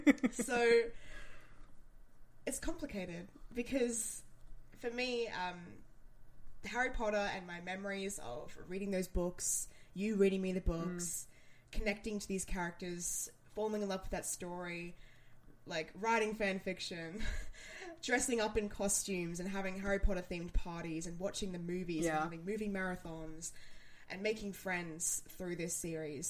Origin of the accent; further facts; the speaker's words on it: Australia; as a child growing up in Australia